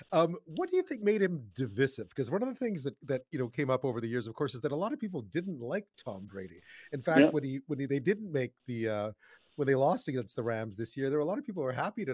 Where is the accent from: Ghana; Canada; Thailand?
Canada; Montreal, Quebec; I'm from Montreal